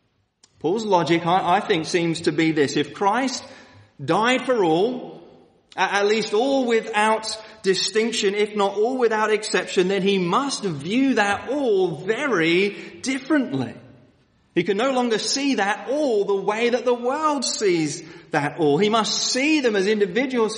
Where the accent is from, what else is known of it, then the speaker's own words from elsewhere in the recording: London, United Kingdom; moved away; I come from Woolwich, Southeast London, which is pretty much as rough as you can get